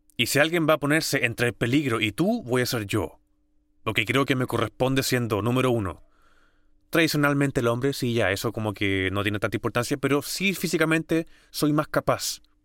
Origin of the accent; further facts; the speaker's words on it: San Bernardo, Santiago Metropolitan Region, Chile; nacido y criado en Santiago, en San Bernardo